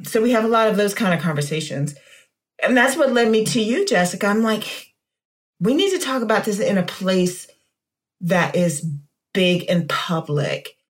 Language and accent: English; Washington, District of Columbia, United States; I have my own stories about growing up in Chocolate City and being a Black girl that looked not Black with blonde hair